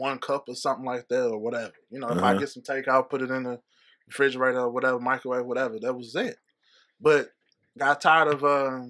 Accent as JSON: {"language": "English", "town": "Atlanta", "region": "Georgia", "country": "United States", "tie": "born or raised there", "said": "I grew up in Atlanta."}